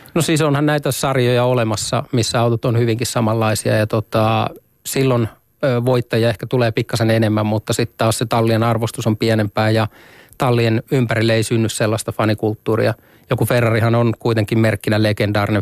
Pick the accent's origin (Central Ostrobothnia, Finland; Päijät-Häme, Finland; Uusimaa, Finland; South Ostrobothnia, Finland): Päijät-Häme, Finland; Lahti; mä oon lahtelainen